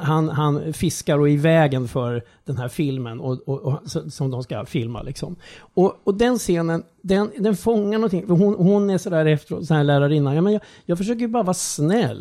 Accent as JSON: {"language": "Swedish", "town": "Strängnäs", "region": "Södermanland", "country": "Sweden", "tie": "born or raised there", "said": "min uppväxtstad Strängnäs"}